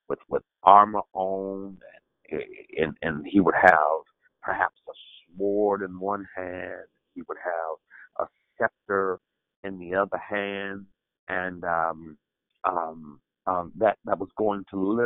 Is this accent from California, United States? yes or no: yes; Oakland, California, United States; I'm from Oakland